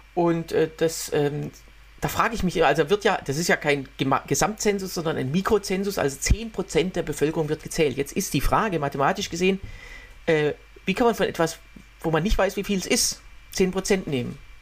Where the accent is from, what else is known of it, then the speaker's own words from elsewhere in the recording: Waldbach, Germany; moved away; in Waldbach, also in meiner äh, Heimat